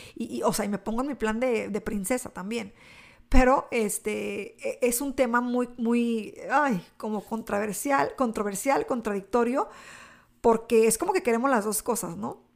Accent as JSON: {"language": "Spanish", "country": "Mexico", "said": "mi cultura hispana, eh, como mexicana"}